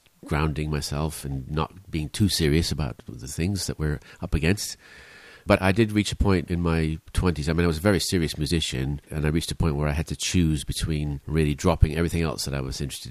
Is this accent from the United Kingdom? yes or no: yes; Scotland, United Kingdom; also born or lived in Bradford, Yorkshire / Cambridgeshire / London / Brussels; now in Massachusetts, United States; I was brought up in Scotland when I was younger, and then I gradually moved further south